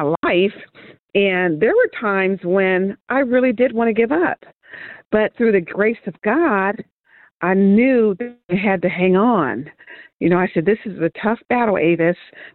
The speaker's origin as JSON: {"language": "English", "town": "San Diego", "region": "California", "country": "United States", "tie": "born or raised there", "said": "I was born and raised in San Diego"}